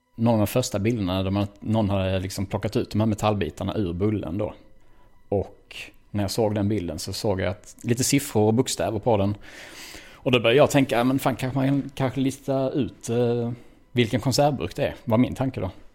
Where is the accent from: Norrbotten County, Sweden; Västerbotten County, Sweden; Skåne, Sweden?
Skåne, Sweden; Malmö; född och uppväxt i Malmö